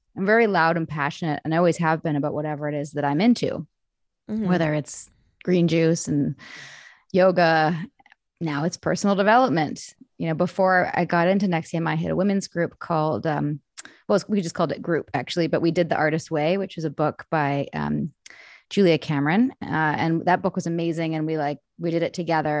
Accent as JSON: {"language": "English", "town": "Vancouver", "region": "British Columbia", "country": "Canada", "tie": "born or raised there", "said": "I grew up in Vancouver. I'm Canadian, born and raised"}